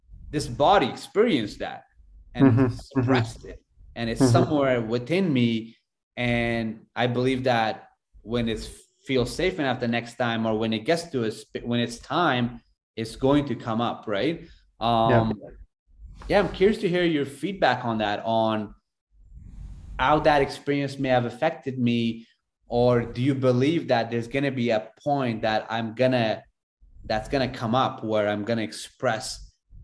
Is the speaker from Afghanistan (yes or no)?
yes; Afghanistan; moved away; I grew up in Afghanistan